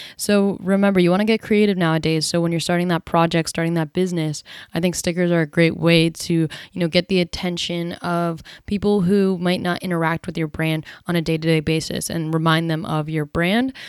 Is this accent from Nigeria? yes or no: no; New Jersey, United States; I actually grew up in South Jersey